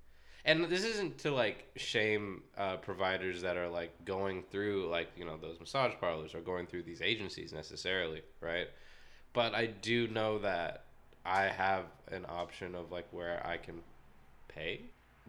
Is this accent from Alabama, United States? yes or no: no; California, United States; There was also, so I came from the Bay Area, right?